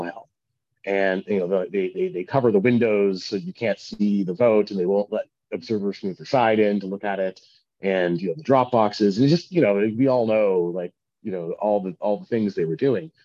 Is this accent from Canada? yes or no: yes; Canada; as a Canadian